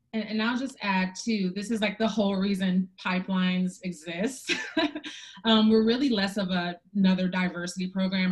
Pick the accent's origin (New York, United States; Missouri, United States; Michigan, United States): Michigan, United States; Detroit; moved away; also born or lived in Chicago; I'm from Detroit and I did not grow up with any black women or black people pursuing their own businesses